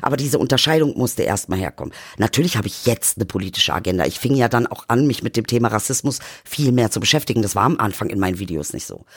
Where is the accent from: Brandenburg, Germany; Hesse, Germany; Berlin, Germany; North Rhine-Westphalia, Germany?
Berlin, Germany; ich fühle mich als Berliner. Ich fühle mich nicht als Migrant, Migrantisierte